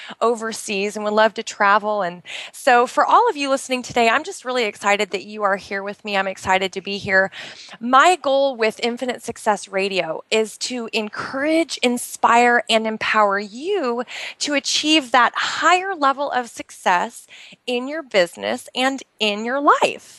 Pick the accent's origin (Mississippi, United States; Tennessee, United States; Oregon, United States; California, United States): Oregon, United States; outside of Portland; moved away as an adult; now in Bahrain; I'm originally from the United States. I actually grew up outside of Portland, Oregon